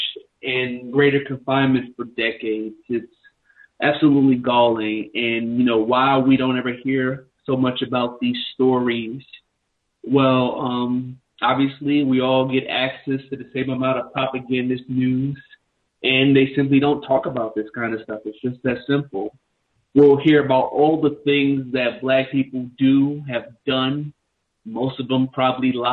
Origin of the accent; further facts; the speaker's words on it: New York City, New York, United States; I grew up in New York City myself